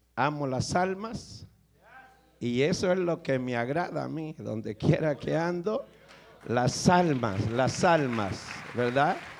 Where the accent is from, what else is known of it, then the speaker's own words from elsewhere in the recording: El Salvador; vengo del Salvador